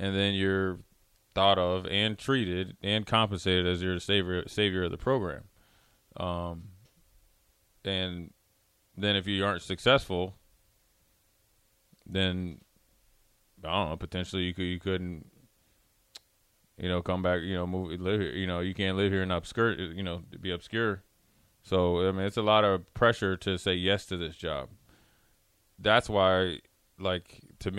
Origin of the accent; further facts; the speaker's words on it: Minnesota, United States; I'm from Minnesota pretty much.